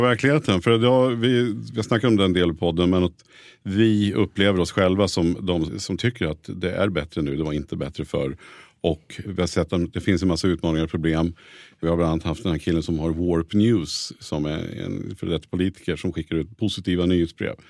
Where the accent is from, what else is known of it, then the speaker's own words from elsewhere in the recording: Nyköping, Södermanland, Sweden; moved away as an adult; now in Stockholm, Sweden; jag är från Nyköping från början